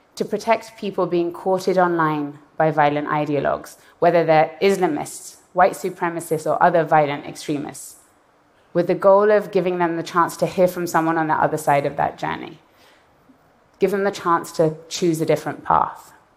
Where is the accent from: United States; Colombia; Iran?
Iran; moved away; I was born in Iran and I left in the aftermath of a violent revolution